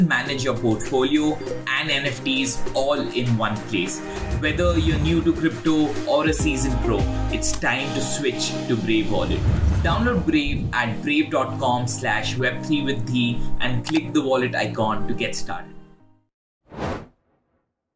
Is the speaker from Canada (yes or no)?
no; India; I'm from India